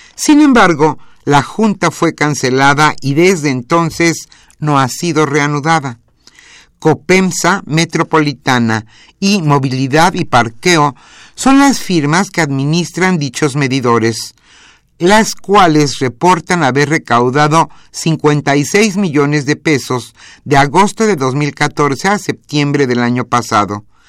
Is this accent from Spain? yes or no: no; Mexico; nos enorgullece como mexicanos